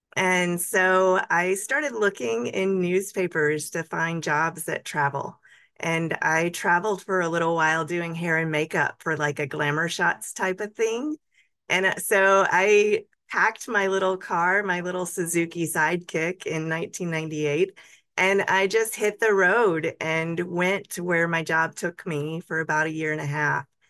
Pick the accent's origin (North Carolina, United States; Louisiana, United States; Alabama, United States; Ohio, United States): Alabama, United States; Montgomery; I actually was born and raised in Montgomery